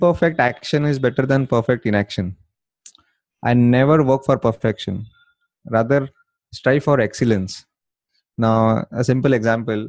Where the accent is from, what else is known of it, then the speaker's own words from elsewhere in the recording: India; accent: Indian; my Indian accent